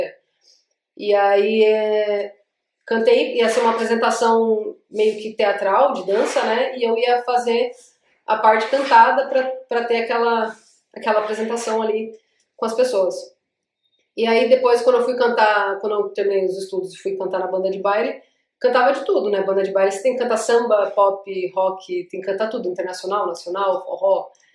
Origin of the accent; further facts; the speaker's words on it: Iguape, São Paulo, Brazil; accent: Iguape / Vale do Ribeira accent, close to Paraná; moved away as an adult; now in São Paulo, Brazil; Eu sou de Iguape, natural de Iguape, nascida e criada caiçara